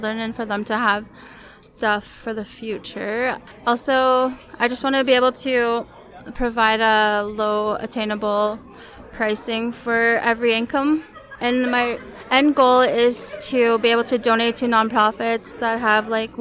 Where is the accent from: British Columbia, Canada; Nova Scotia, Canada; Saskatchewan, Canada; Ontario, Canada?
Saskatchewan, Canada; Saskatoon; I'm from Saskatoon, Saskatchewan